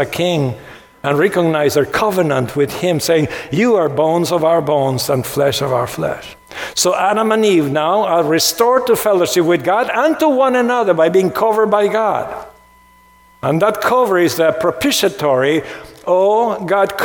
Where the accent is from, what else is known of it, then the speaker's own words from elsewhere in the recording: Argentina; When I was growing up in Argentina, my church had 614 commandments.